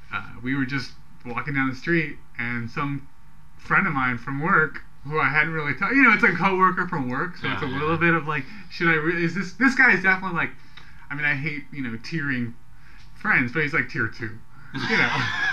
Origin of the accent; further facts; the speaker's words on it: San Francisco Bay Area, California, United States; we're not actually in San Francisco, we're 40 miles from San Francisco.